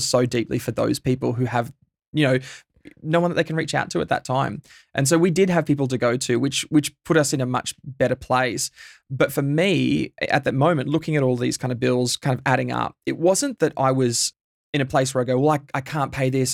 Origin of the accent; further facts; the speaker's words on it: Bundaberg, Queensland, Australia; now in Melbourne, Australia; I grew up in Bundaberg. I'm a, a Queenslander by birth